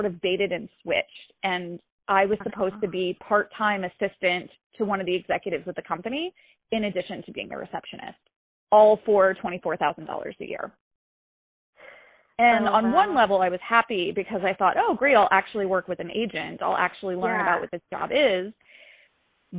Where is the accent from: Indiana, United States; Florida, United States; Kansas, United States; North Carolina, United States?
North Carolina, United States; Raleigh; moved away as an adult; also born or lived in Greensboro, North Carolina; now in New York City, United States; I grew up in North Carolina. I grew up in Raleigh